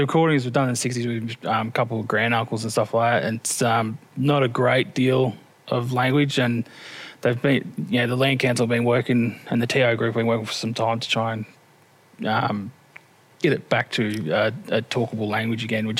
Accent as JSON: {"language": "English", "town": "Sale", "region": "Victoria", "country": "Australia", "tie": "born or raised there", "said": "you know, I wasn't born in Horsham though. I was born in Sale. Mum's from Dimboola."}